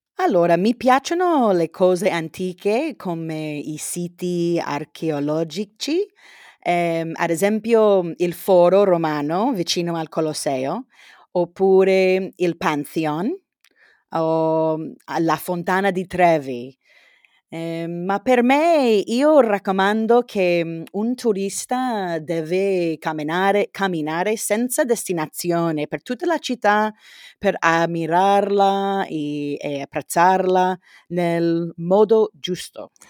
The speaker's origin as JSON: {"language": "Italian", "town": "San Diego", "region": "California", "country": "United States", "second_language": "Italian", "said": "io sono di San Diego, in California, è una città di più di un milione di abitanti"}